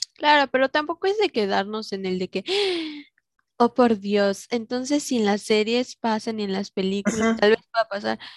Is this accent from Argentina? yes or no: no; Mexico; somos mexicanos